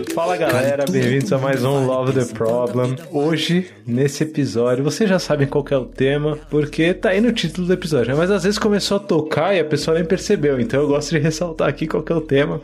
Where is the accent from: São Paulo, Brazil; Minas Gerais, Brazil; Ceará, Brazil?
São Paulo, Brazil; Paulista; Eu sou um dos primeiros paulistas, assim, da K21